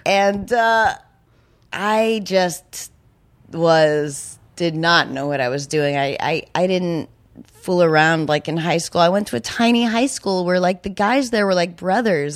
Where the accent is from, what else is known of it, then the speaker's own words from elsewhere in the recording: New Hampshire, United States; I'm from New Hampshire